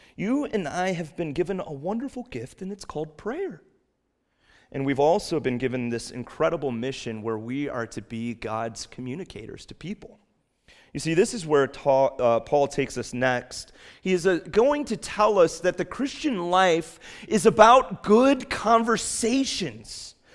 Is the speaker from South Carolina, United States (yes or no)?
no; Chicago, Illinois, United States; now in New England, United States; growing up in Chicago